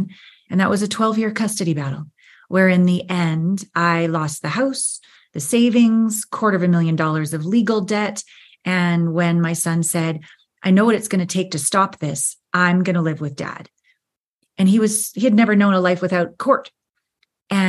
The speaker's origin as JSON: {"language": "English", "country": "Canada", "also_born_or_lived": "Los Angeles / Japan / New York", "moved": "as an adult", "said": "I'm from Canada. I'd moved to LA to be a dancer and a model"}